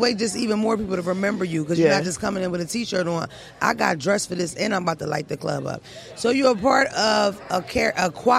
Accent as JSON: {"language": "English", "town": "Philadelphia", "region": "Pennsylvania", "country": "United States", "said": "We're from Philadelphia. I'm from North Philly. It's a huge population of Dominicans and Puerto Ricans."}